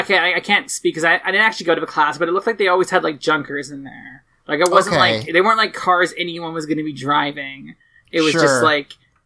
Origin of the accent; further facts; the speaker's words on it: Canada; I'm Canadian